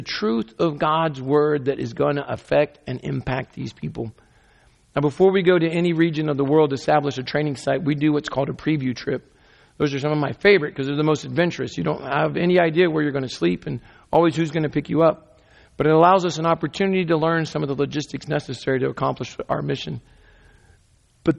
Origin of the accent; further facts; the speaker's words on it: United States; I'm an American